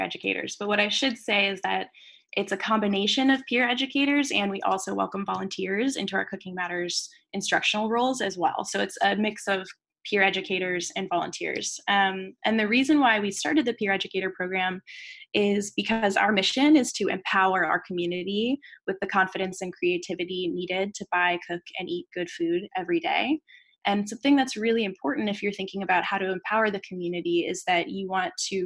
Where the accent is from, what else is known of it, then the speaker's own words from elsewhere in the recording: United States; first language English; I'm from the United States